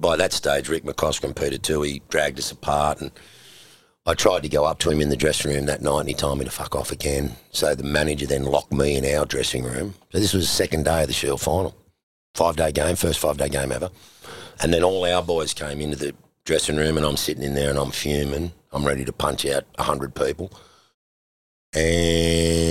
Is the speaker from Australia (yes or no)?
yes; Sydney, New South Wales, Australia; I'm from Matraville